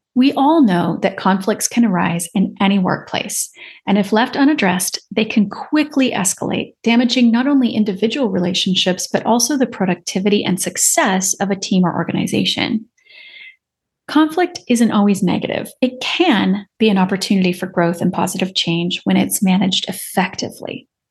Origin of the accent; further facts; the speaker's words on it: Seattle, Washington, United States; I grew up in the Seattle area